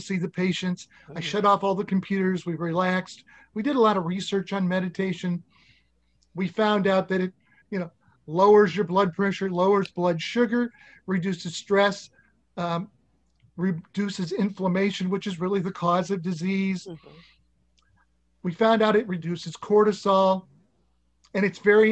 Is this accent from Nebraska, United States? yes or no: yes; Nebraska, United States; I was from Nebraska